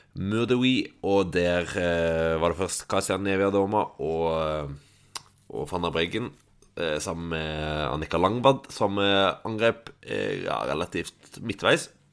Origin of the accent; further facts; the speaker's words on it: Stavanger, Rogaland, Norway; now in Oslo, Norway; hjemme i Stavanger